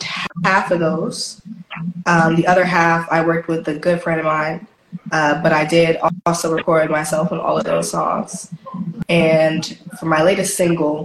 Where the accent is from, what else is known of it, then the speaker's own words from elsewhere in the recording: Huntsville, Alabama, United States; also born or lived in Baltimore, Maryland; now in Atlanta, United States; Baltimore, Maryland originally, but I grew up in Huntsville, Alabama